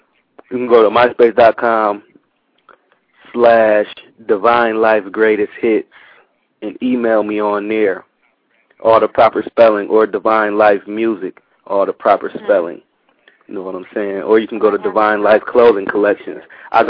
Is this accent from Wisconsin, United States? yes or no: yes; Milwaukee, Wisconsin, United States; also born or lived in California; now in Japan; I'm from Milwaukee. I'm in Japan right now. I make music. I've been in California doing music for years.